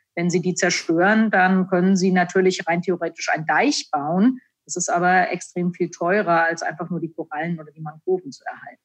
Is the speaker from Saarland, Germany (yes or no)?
no; Frankfurt, Hesse, Germany; Also ich bin in Frankfurt aufgewachsen, in, in der Nähe von Frankfurt.